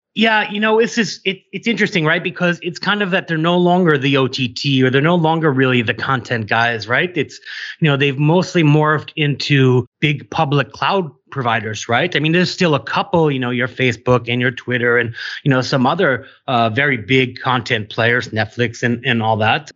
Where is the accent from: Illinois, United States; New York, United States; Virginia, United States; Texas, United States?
New York, United States; New York City; I'm from New York City